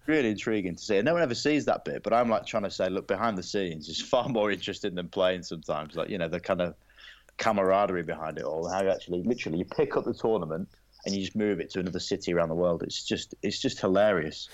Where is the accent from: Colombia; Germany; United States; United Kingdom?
United Kingdom; England; as an Englishman